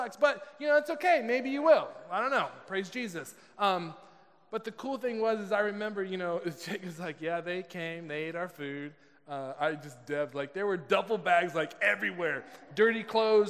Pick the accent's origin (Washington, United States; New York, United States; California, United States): California, United States; I'm from California